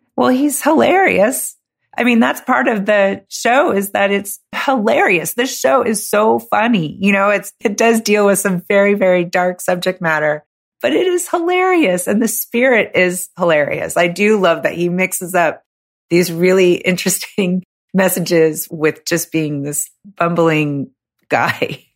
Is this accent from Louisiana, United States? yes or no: no; California, United States; moved away as an adult; I'm from California